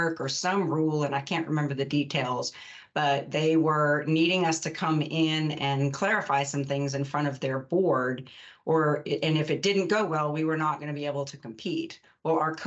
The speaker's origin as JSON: {"language": "English", "area": "Long Island", "region": "New York", "country": "United States", "tie": "born or raised there", "also_born_or_lived": "Texas", "moved": "as an adult", "said": "I grew up on Long Island, New York"}